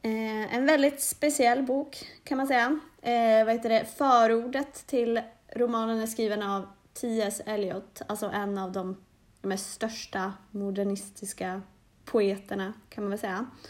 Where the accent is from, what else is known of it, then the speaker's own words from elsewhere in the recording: Norrland, Sweden; Jag är från Norrland